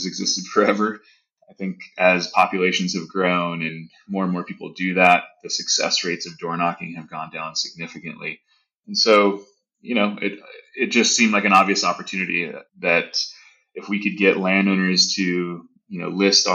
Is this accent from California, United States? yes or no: yes; Southern California, United States; moved away as an adult; also born or lived in Boston / New York City; I grew up in Southern California